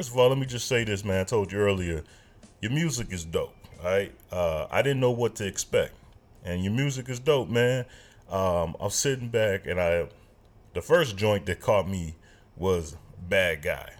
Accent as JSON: {"language": "English", "town": "Chicago", "region": "Illinois", "country": "United States", "said": "I'm from Chicago"}